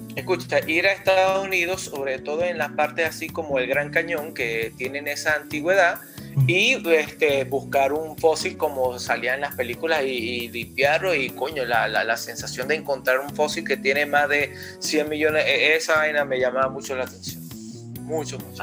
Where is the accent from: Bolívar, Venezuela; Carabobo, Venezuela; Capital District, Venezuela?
Bolívar, Venezuela; Puerto Ordaz; en Puerto Ordaz, de donde eh, originalmente soy yo, de Puerto Ordaz, Estado Bolívar, Venezuela